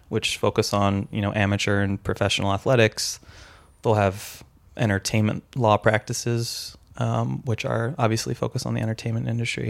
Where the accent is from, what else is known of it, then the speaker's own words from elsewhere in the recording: San Francisco, California, United States; I'm from San Francisco